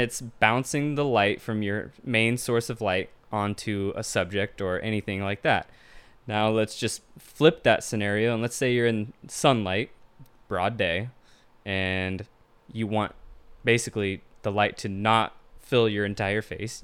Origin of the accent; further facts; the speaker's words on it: Tacoma, Washington, United States; Born and raised in Tacoma, Washington